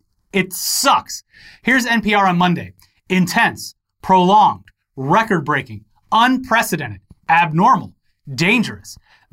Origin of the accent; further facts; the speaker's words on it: Florida, United States; Like, growing up in Florida, it would rarely get over 100. At least when I was growing up.